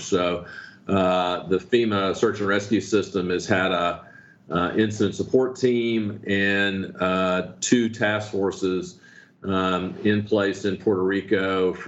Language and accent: English; Newfoundland and Labrador, Canada; moved away; I'm from Newfoundland originally